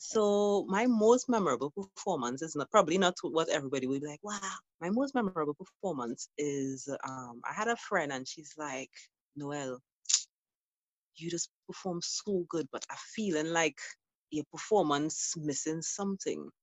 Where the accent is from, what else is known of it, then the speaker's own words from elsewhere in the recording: Trinidad & Tobago; as a Trinidadian